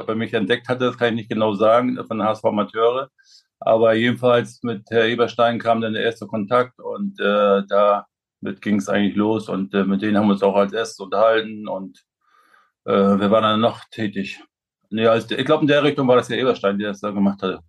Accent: Güstrow, Mecklenburg-Vorpommern, Germany; moved away; meine Gegend, wo ich herkomme, Güstrow, unsere Region

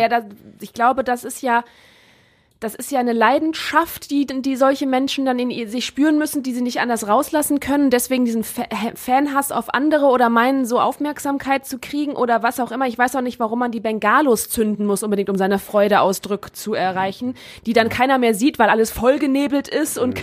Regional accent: Germany; als Deutsche in England

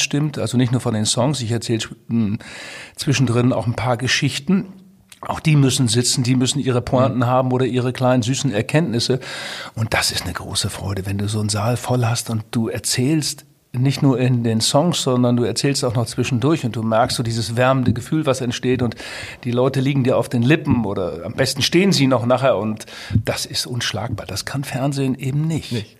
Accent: Twistringen, Lower Saxony, Germany; Ich komme ja aus Twistring, sehr katholischer Ort

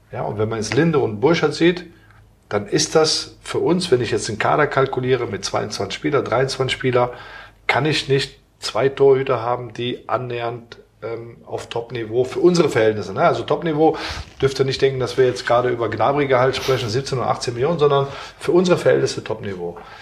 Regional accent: Aachen, North Rhine-Westphalia, Germany; moved away; ist ja meine Heimatstadt

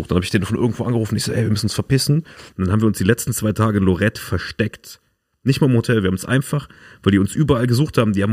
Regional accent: Germany; Ja, ich bin auch Deutscher, was geht, Alter?

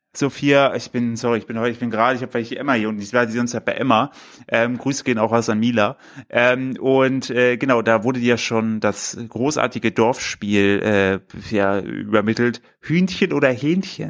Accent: Germany; now in Cologne, Germany; bei mir in Windeschleuber, äh, Grüß gehen raus an mein, mein, äh, mein Heimatdorf

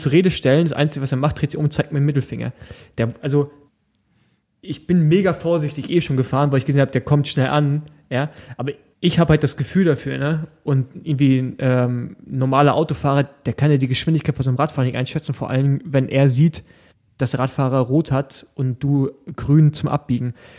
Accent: East Germany, Germany; bei uns im Osten

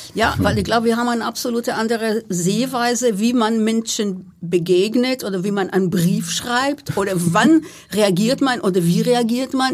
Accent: Israel; moved away; in meinem Heimatland, also in Israel

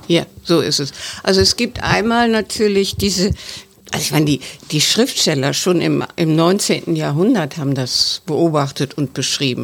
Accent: West Germany, Germany; als Westdeutsche

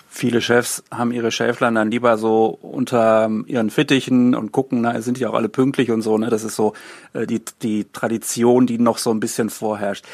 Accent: Hagen, North Rhine-Westphalia, Germany; ein Ort wie Hagen, auch weil ich hier aufgewachsen bin

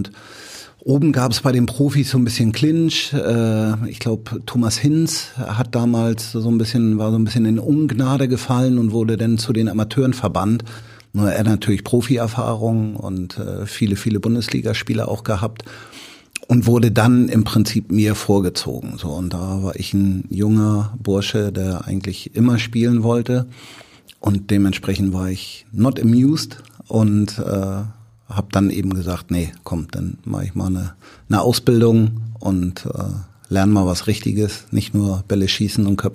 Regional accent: Bramfeld, Hamburg, Germany; ich bin ja in Bramfeld groß geworden und wir hatten eine sehr, sehr gute Jugendarbeit in Bramfeld

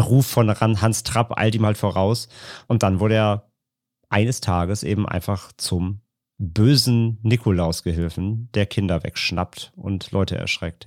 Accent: Rhineland, Germany; bei uns im Rheinland

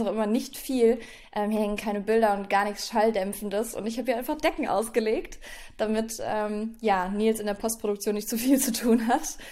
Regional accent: Echtweil, North Rhine-Westphalia, Germany; moved away; Also das Wochenende werde ich dann in Echtweil an meiner Heimat verbringen

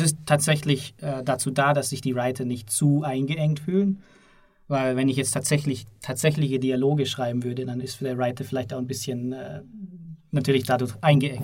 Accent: Southern Germany, Germany; ich komme aus Süddeutschland

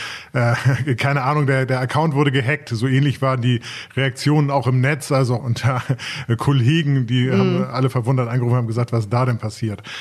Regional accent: Germany; wir als Deutsche

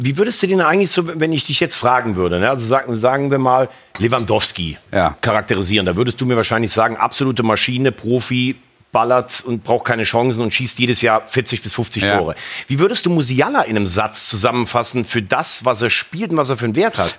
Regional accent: Rhineland, Germany; Ich bin kein Kölner, kein Gebürtiger, ich bin Rheinländer.

